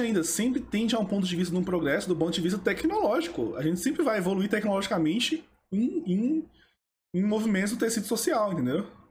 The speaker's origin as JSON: {"language": "Portuguese", "country": "Brazil", "said": "Eu sou brasileiro"}